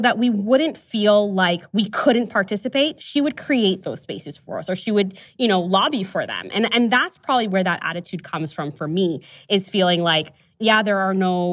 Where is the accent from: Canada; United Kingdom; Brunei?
Canada; Toronto, Ontario; growing up in Toronto